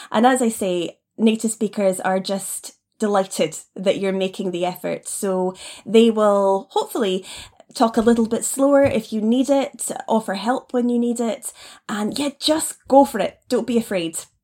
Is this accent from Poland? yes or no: no; Nairn, Scotland, United Kingdom; moved away as an adult; also born or lived in China / Taiwan; now in Edinburgh, United Kingdom; I was raised up in the north of Scotland in an area we call the Highlands, up in Nairn